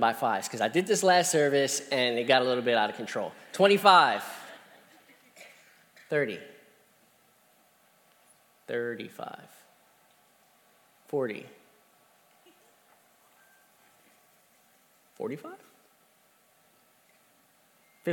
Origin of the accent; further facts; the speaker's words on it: Columbia, Pennsylvania, United States; I'm from Columbia, Pennsylvania